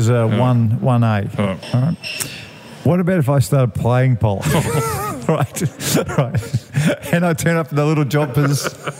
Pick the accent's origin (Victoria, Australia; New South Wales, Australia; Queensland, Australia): Victoria, Australia; Shepparton; I was born in Shepparton.